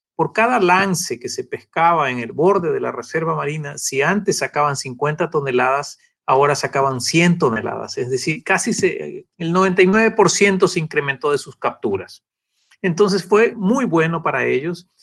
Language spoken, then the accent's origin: Spanish; Galápagos, Ecuador; los que nacimos acá en Galápagos